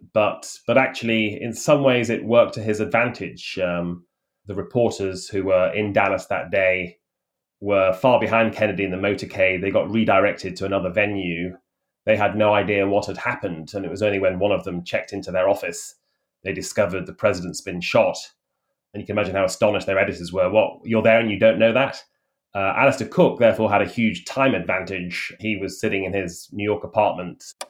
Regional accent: United Kingdom; accent: British; moved away as an adult; now in Washington, United States; my British accent

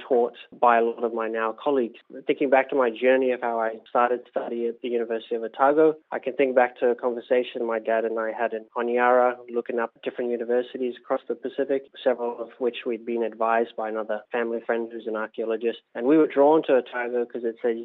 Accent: Solomon Islands; now in New Zealand; my home country of Solomon Islands

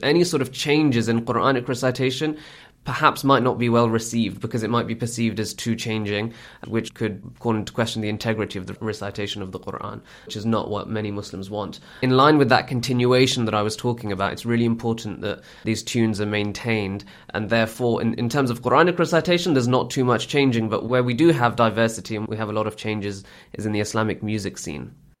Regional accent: United Kingdom; I'm born and bred in Britain

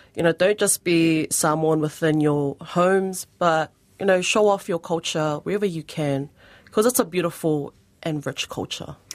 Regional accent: New Zealand; a Kiwi-born Samoan

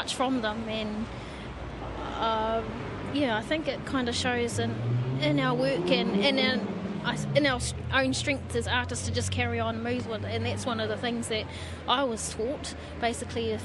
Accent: Gisborne, New Zealand; also born or lived in Tawa, Wellington; now in Wellington, New Zealand; Home is in, well, we live in Tawa. We're actually from Gisborne, so where we live in Tama, Wellington.

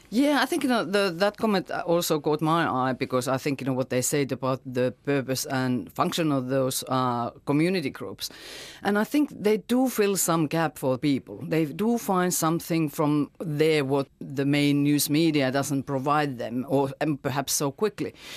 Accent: Finland; now in New Zealand; my home country, Finland

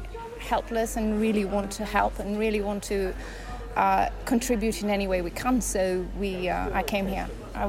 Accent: Rhodes, South Aegean, Greece; now in New York, United States; I'm originally from Rhodes. I grew up here, but I'm here on holidays from New York.

